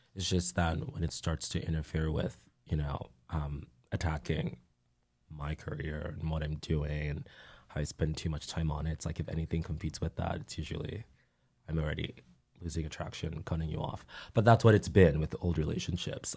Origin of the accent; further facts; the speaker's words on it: Nigeria; moved away; Growing up in Nigeria, being around people who were like me